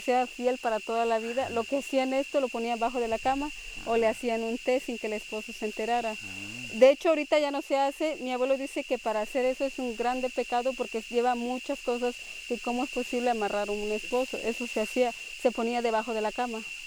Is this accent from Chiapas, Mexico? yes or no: yes; Nahá, Chiapas, Mexico; moved away as an adult; now in Chajul, Mexico; Soy originaria La Candona Maya y yo nací en Naja, que es parte de Mesaboc, que son, que es la zona este, la Candona